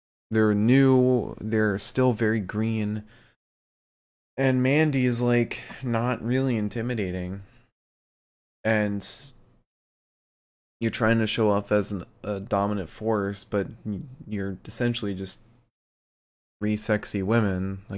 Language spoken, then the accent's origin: English; the South, United States; I'm from the South. I get to bully people.